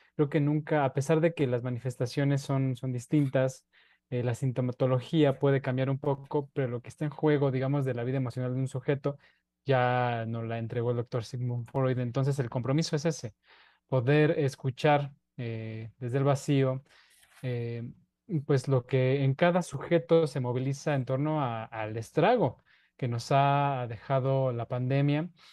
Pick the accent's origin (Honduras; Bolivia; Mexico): Mexico; la identidad que tenemos como mexicanos